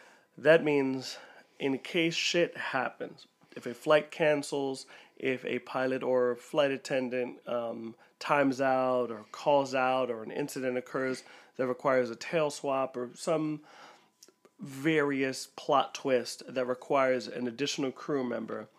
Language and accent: English; Philadelphia, Pennsylvania, United States; I'm from Philly